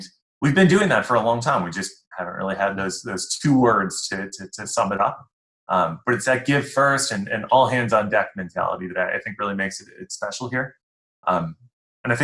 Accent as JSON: {"language": "English", "town": "Amherst", "region": "New York", "country": "United States", "tie": "born or raised there", "also_born_or_lived": "Buffalo / Ohio / Illinois / Indiana", "moved": "as an adult", "said": "I'm from Buffalo. I grew up in Amherst"}